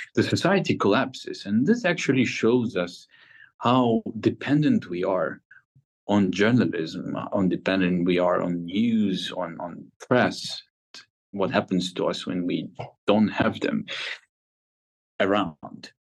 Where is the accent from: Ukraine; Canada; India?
Ukraine; Kharkiv, Kharkiv Oblast; I am from Kharkiv, which is a very similar industrial city uh, next to Russia.